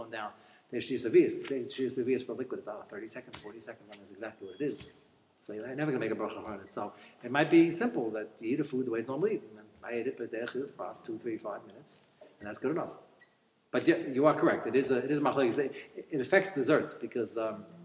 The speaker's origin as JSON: {"language": "English", "country": "United States", "tie": "born or raised there", "said": "as I grew up in America"}